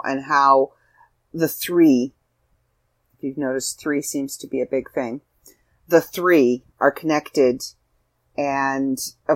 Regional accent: Canada; as a Canadian

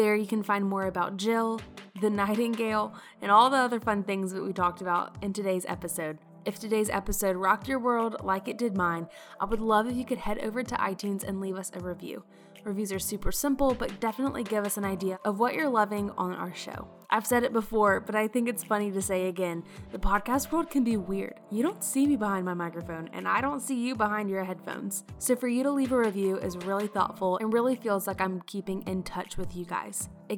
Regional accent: South Carolina, United States; Well, I'm from South Carolina, so I feel like

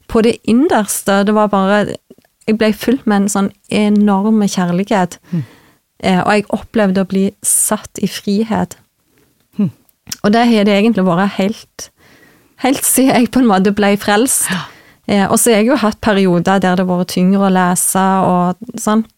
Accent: Vigrestad, Rogaland, Norway; moved away as an adult; now in Trøndelag, Norway; Jeg er ifra Jæren, mhm. ifra Vigrestad. Mm. født og oppvokst

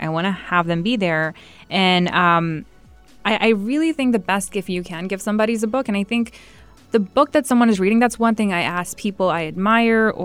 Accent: Saudi Arabia; I was born and raised in Saudi

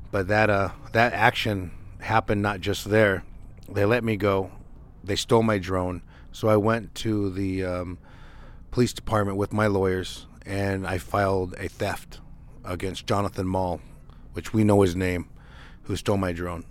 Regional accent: Nevada, United States; the different areas around Nevada, um, definitely 'cause that's my hometown

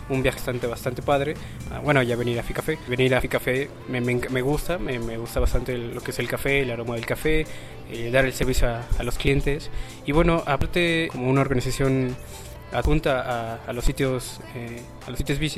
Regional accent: Mexico; now in Puebla, Mexico; yo vengo de la ciudad de Tuxtlán, estoy aquí eh, trabajando y estudiando también.

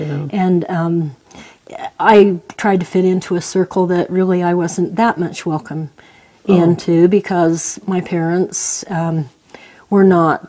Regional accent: Preston, Idaho, United States; also born or lived in Lewiston, Utah; I was raised in Preston, Franklin County, Idaho, mostly. But they're all within 12 miles of each other, you know.

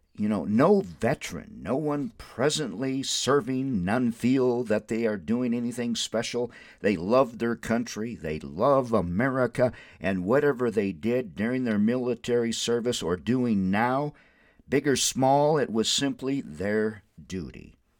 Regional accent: Windom, Minnesota, United States; moved away as an adult; now in Albuquerque, United States; I graduated from Wyndham High School in nineteen seventy-four

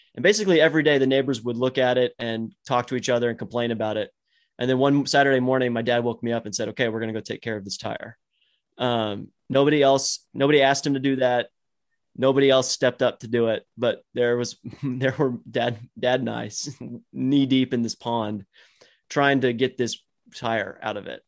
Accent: Dallas, Texas, United States; I grew up in Dallas, Fort Worth

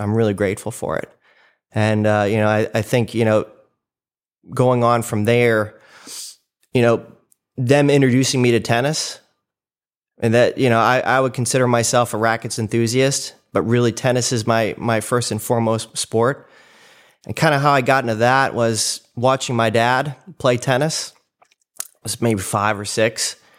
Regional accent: Cleveland, Ohio, United States; moved away; started in Cleveland, Ohio. That's where I was born, so I'm a Midwesterner

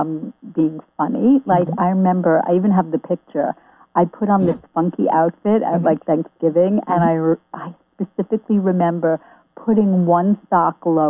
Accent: Long Island, New York, United States; moved away as an adult; also born or lived in Boston; I'm from Long Island originally. That's where I grew up

